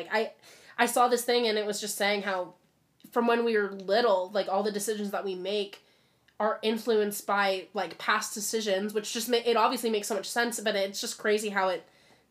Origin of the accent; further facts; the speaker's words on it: Lake Oswego, Oregon, United States; also born or lived in Corvallis, Oregon; growing up in Lake Oswego